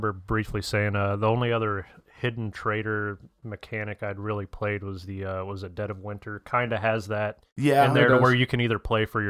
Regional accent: Columbus, Ohio, United States; I'm from Columbus, Ohio. I'm only visiting here for work.

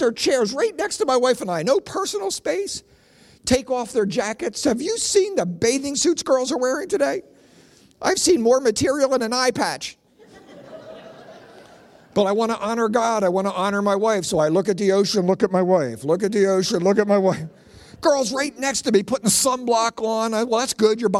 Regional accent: Philadelphia, Pennsylvania, United States; I grew up in South Philly

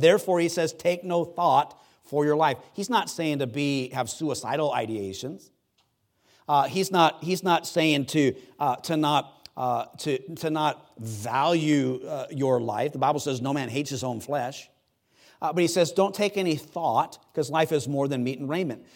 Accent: United States; I'm American

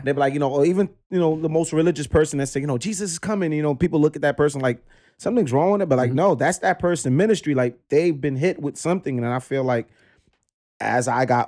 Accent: New York City, New York, United States; Crown Heights, pretty much raised, well, born

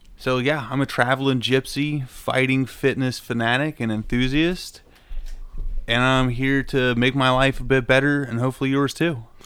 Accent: United States; moved away as an adult; also born or lived in Appalachia; now in Santa Cruz, United States; I grew up in Southern Ohio slash Eastern Kentucky. Been a hillbilly my whole life

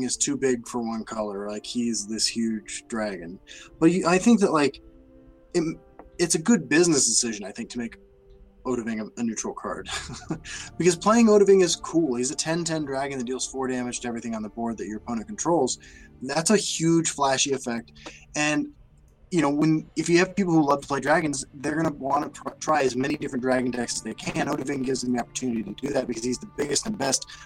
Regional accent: Kansas, United States; growing up in Kansas

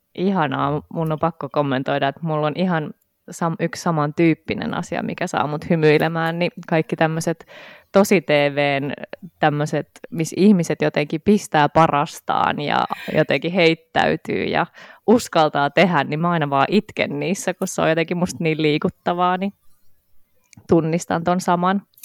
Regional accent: Helsinki, Uusimaa, Finland; mä oon Helsingistä

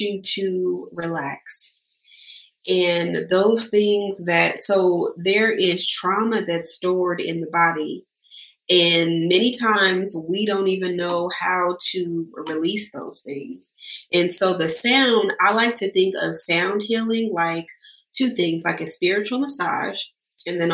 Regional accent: Sacramento, California, United States; I'm here from Sacramento. I grew up in Del Paso Heights

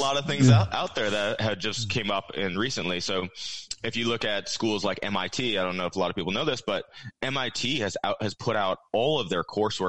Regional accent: Iowa, United States; also born or lived in Texas; Where I grew up in Iowa and Texas, there's not really a housing problem at all.

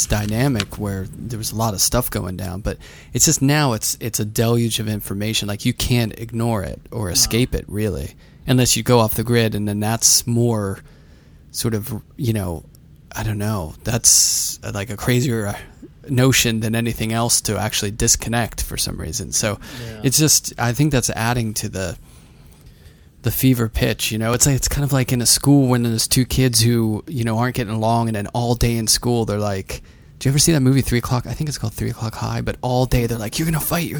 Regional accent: Pittsburgh, Pennsylvania, United States; I came from Pittsburgh.

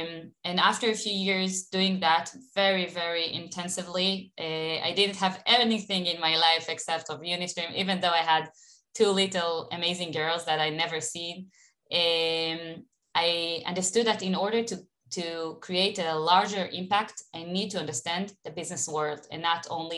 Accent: Elkana, Judea and Samaria Area, Israel; English is a second language; Born and raised in Elkana in the Samaria. I don't know if people heard about this place.

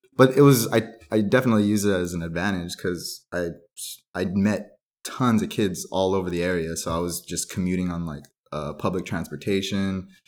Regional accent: San Gabriel Valley, California, United States; also born or lived in Duarte / Covina; I grew up in the San Gabriel Valley, uh, all over, all over the place

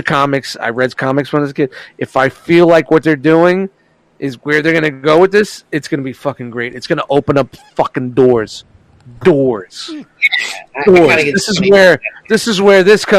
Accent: New York City, New York, United States; I'm from Brooklyn.

